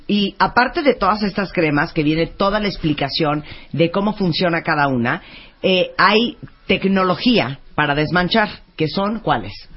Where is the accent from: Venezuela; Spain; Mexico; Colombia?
Mexico; qué tan orgullosos estamos de México, lo que nos encanta, lo que nos da pena, lo que presumimos y lo que más nos recuerda a nuestro país